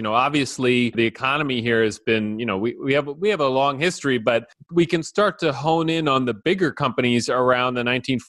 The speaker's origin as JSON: {"language": "English", "region": "East Coast", "country": "United States", "moved": "yes", "lives_now": "Minnesota, United States", "said": "I'm from the East Coast"}